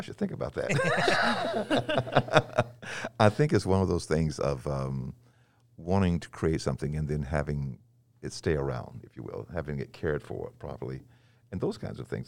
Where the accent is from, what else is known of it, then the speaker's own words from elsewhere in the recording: North Carolina, United States; also born or lived in Nashville, Tennessee; now in Belmont, United States; I was born in Nashville and moved to the mountains of North Carolina, um, shortly after